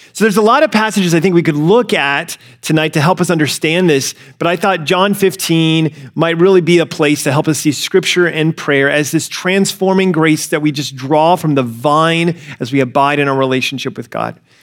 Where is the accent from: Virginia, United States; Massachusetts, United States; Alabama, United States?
Alabama, United States; growing up in the South, I grew up in Alabama